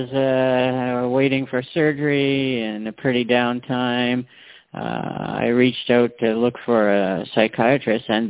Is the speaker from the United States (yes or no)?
no; Canada; I'm born and raised in Canada